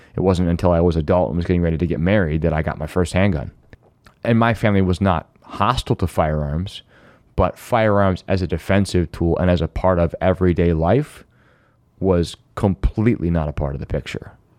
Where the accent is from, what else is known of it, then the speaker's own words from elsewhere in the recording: Finger Lakes, New York, United States; I grew up in the Finger Lakes